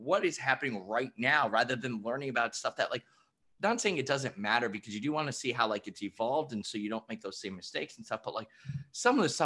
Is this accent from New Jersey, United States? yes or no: yes; New Jersey, United States; moved away as an adult; now in New York City, United States; Born in Jersey. So I grew up in Jersey, then went to Fordham University here in New York City